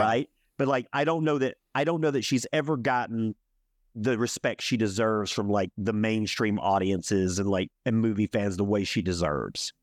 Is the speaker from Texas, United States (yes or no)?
no; Alabama, United States; also born or lived in Birmingham, Alabama; from the South, I'm from Alabama